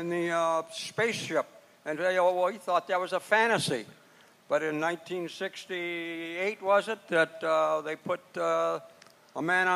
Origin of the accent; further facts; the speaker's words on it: Tennessee, United States; I'm actually from Tennessee. That's where I was born. I came north during the Depression years in 1929.